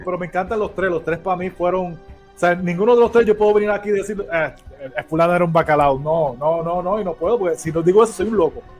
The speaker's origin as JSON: {"language": "Spanish", "town": "Ponce", "country": "Puerto Rico", "said": "yo soy de Ponce"}